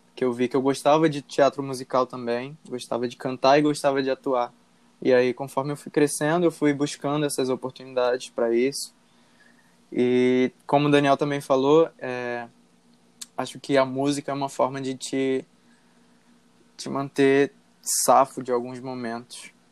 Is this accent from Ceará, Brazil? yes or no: no; Rio de Janeiro, Brazil; eu sou do Rio de Janeiro e atualmente trabalho como design gráfico